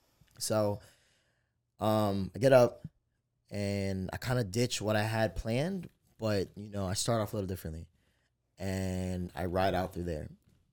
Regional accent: East Coast, United States; But, you know, like, I'm from the East Coast. I'm not from the West Coast.

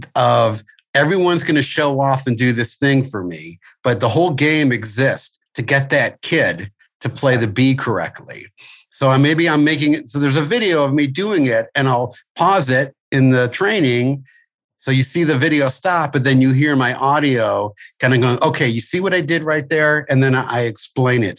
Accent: St. Louis, Missouri, United States; moved away; I'm originally from St. Louis, where I had my school

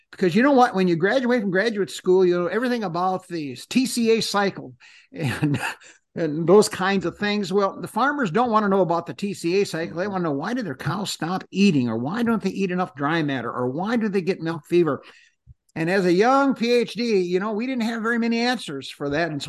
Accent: Wisconsin, United States; also born or lived in Minnesota; I grew up one in Wisconsin, and then I went to Minnesota

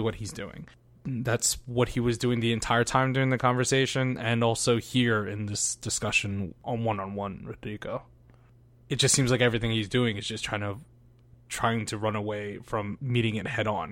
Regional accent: United States; us growing up in America

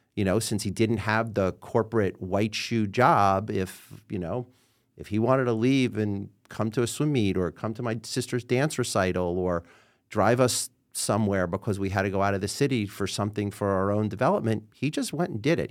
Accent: New York City, New York, United States; also born or lived in Queens / Manhattan; I was born and raised in New York City

